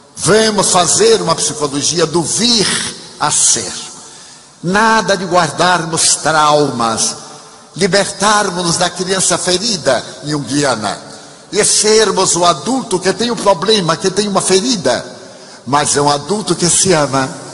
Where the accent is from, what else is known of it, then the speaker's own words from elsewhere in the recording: Brazil; nós brasileiros